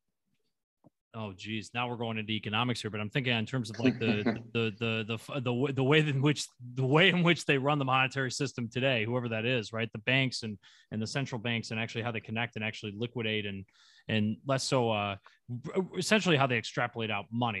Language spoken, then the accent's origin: English; United States; we're both from the United States, citizens of the United States